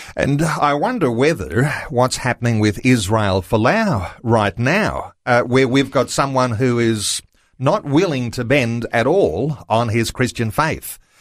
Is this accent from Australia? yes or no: yes; Australia; I'm an Australian.